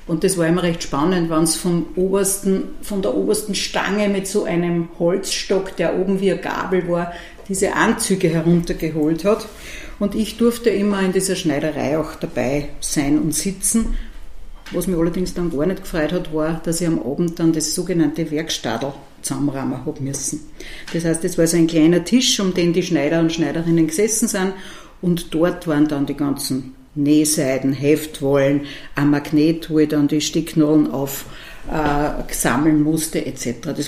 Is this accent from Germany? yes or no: no; Ottensheim, Upper Austria, Austria; Also ich bin aufgewachsen in der ältesten Marktgemeinde des Mühlviertels in Ottensheim, mitten am Marktplatz und habe immer sozusagen schon sehr neugierig auf das Ortsgeschehen geblickt.